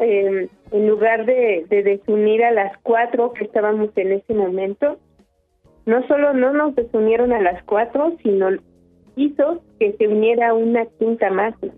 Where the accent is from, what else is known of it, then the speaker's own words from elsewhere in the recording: Sierra Mixteca, Puebla, Mexico; now in Milpa Alta, Mexico; nosotras no somos originarias de Milpalta, venimos de la Sierra Mixteca de Puebla.